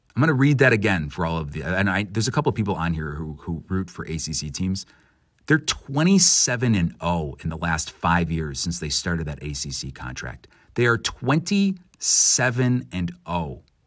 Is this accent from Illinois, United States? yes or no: yes; Illinois, United States; as a kid growing up in Illinois